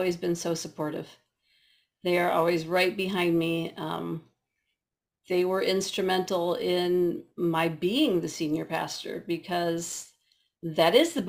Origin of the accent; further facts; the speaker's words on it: Midwest, United States; I'm a Midwesterner